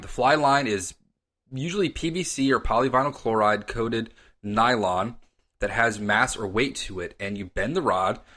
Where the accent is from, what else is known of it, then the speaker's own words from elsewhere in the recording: Reston, Virginia, United States; now in Arlington, United States; I was born and raised in Reston, Virginia, and lived there till my wife and I moved to Ballston